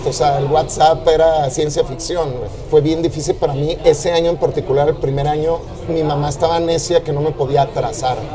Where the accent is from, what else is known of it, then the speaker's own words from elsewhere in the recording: Panama; also born or lived in Uruguay; now in Mexico City, Mexico; El día que cumplí tres años. Mi papá trabajó en bancos como toda su vida y trabajaba en un banco y se abrió la oportunidad de hacer una sucursal offshore del banco en Pan